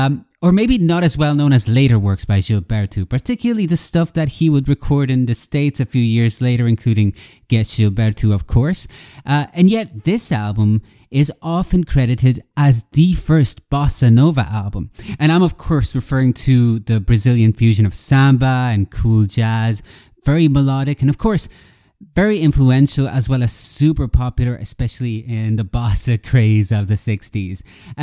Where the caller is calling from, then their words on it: Galway, Connacht, Ireland; I'm calling in from Galway, Ireland